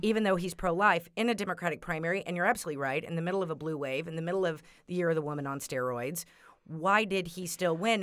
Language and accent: English; Texas, United States; moved away; I'm from Texas, so my high school friends